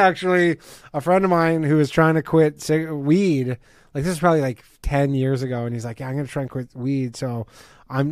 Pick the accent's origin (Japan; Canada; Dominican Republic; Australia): Canada; Ontario; now in New York, United States; I'm from Canada, right? Like, I don't, I don't even have New York ID. I, I still have my Ontario driver's license